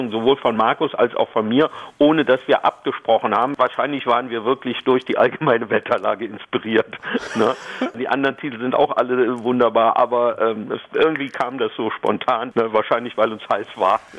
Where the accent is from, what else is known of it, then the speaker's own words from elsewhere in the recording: Düsseldorf, North Rhine-Westphalia, Germany; Ich bin ja in Düsseldorf groß geworden.